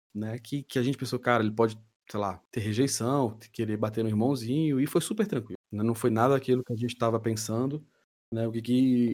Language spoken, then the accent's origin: Portuguese; Brasília, Federal District, Brazil; sou natural de Brasília